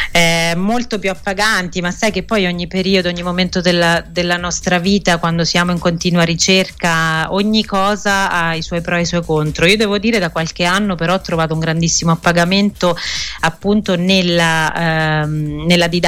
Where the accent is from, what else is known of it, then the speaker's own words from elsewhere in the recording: Umbria, Italy; moved away; io sono proprio tornata, io sono Umbra, sono mm-hmm. cresciuta in un paese Bellissimo. piccolino e sono tornata a vivere qua.